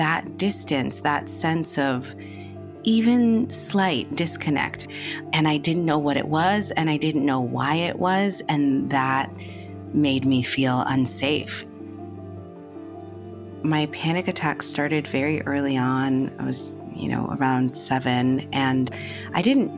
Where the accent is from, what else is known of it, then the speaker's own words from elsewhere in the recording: New York City, New York, United States; I grew up in the Bronx, New York